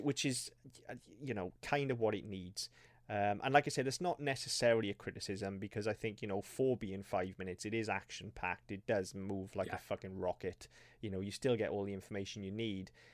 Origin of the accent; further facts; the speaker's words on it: Wales, United Kingdom; we can say this as Welsh people